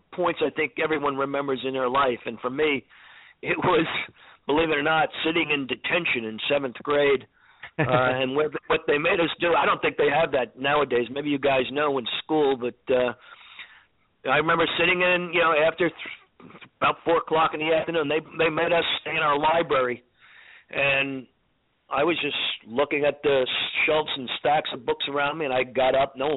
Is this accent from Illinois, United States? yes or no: no; New Jersey, United States; moved away as an adult; also born or lived in New York City / Atlanta; I grew up in New Jersey.